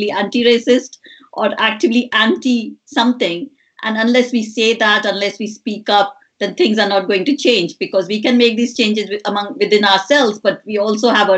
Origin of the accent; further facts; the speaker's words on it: India; moved away; I grew up in India